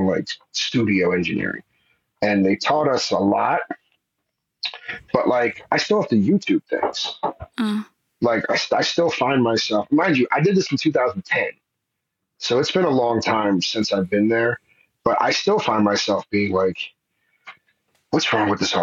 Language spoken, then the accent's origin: English; New Jersey, United States; moved away as an adult; also born or lived in Arizona; I'm from New Jersey